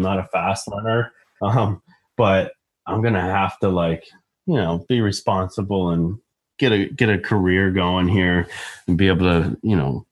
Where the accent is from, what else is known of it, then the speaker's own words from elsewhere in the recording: Ohio, United States; also born or lived in Florida; I was born and raised in Ohio